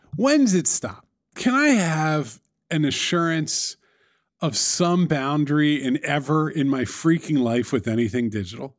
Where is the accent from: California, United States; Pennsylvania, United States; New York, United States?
New York, United States; New York City; It's my hometown